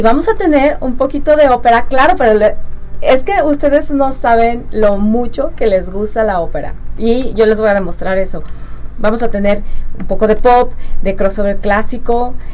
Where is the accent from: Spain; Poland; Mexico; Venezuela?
Mexico; Guadalajara, Jalisco; moved away as an adult; also born or lived in Connecticut, United States; now in Arkansas, United States; Yo aquí crecí, aquí, aquí nací, aquí crecí, aquí, aquí me entrené como cantante de ópera y luego me fui a Estados Unidos